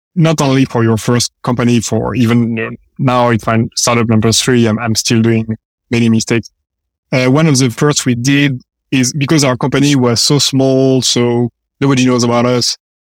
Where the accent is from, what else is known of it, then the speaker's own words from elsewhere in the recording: France; moved away as an adult; also born or lived in Paris / London / San Francisco; now in United States; We are engineers. We come from France